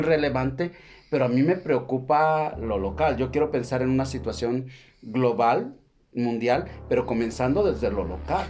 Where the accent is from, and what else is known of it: Mexico